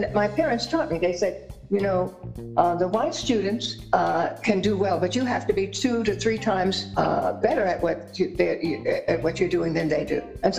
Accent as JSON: {"language": "English", "region": "New York", "country": "United States", "tie": "born or raised there", "said": "And so she pulled us out and I attended an Episcopal school in Manhattan."}